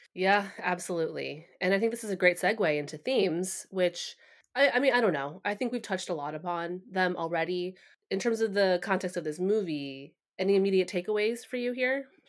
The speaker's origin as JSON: {"language": "English", "country": "United States", "said": "Asian Americans"}